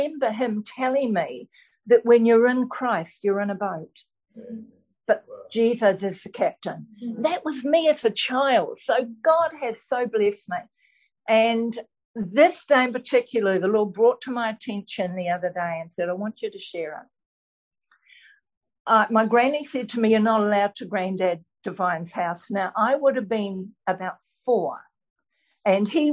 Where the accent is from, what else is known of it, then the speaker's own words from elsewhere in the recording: Belfast, Northern Ireland, United Kingdom; I was born in Belfast, Northern Ireland.